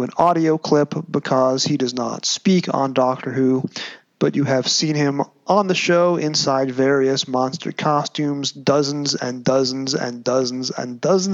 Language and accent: English; United States; accent: American; I'm going to use my American accent